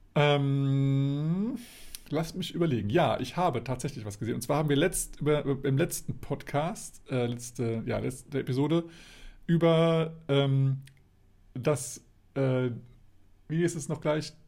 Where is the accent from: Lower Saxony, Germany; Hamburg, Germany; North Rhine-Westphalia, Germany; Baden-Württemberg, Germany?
Lower Saxony, Germany; Hanover; bei uns in Hannover